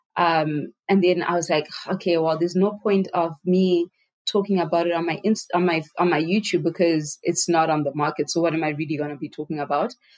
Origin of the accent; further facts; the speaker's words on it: Harare, Zimbabwe; I was born and raised in Zimbabwe